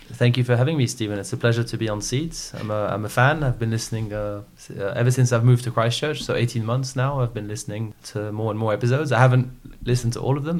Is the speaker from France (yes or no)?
yes; French Alps, Auvergne-Rhône-Alpes, France; also born or lived in Paris; I grew up in the French Alps. So I was born in Paris.